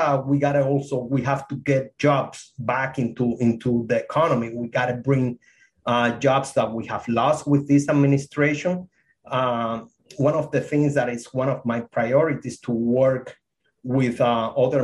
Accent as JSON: {"language": "English", "country": "Cuba", "second_language": "English", "moved": "as an adult", "lives_now": "United States", "said": "I escaped Cuba back in 1995"}